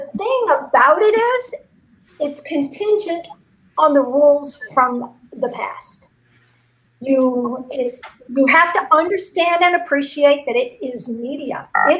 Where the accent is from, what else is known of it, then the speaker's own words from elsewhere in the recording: Cincinnati, Ohio, United States; So it's like, good morning, Cincinnati. Oh, by the way, I'm from Cincinnati.